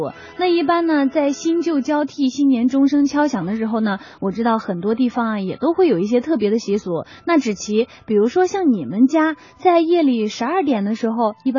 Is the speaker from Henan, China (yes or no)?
yes; Henan, China; moved away; 因为我的家乡呢在河南，离贵州非常的远。